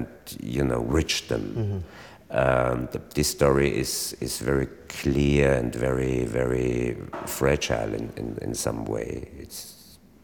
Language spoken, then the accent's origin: English; Austria; first language German; English is a second language